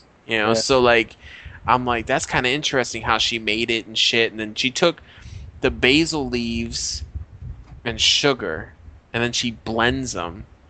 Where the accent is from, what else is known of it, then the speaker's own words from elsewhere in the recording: Colorado, United States; I'm from Colorado.